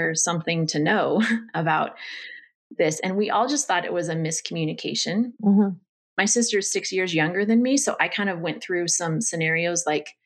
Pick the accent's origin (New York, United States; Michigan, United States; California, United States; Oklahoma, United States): California, United States; Northern; I grew up in Northern California with a mom, a dad, and two sisters